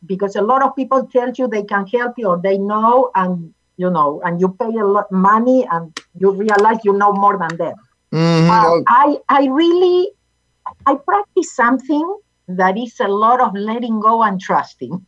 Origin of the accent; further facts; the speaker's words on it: Argentina; English is a second language; moved away as an adult; now in United States; I was born in Argentina